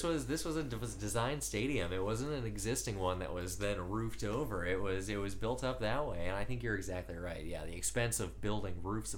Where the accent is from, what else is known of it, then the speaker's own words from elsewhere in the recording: Minnesota, United States; one of my formative memories as a Minnesotan sports fan is coming into and out of the Metrodome.